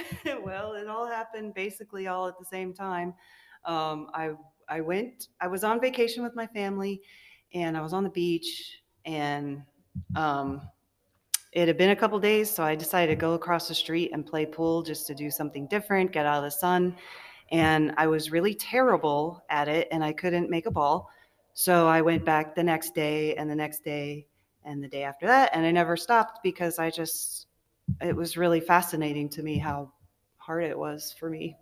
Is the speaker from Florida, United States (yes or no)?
yes; Orlando, Florida, United States; I'm from Orlando, Florida, here in Iowa